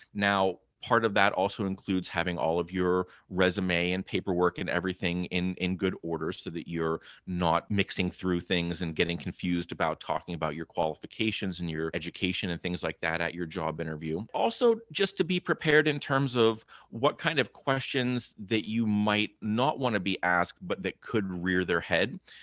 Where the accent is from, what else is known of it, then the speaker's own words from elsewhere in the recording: Clarion County, Western Pennsylvania, United States; moved away as an adult; now in New Jersey, United States; I grew up in Clarion County there in Western Pennsylvania myself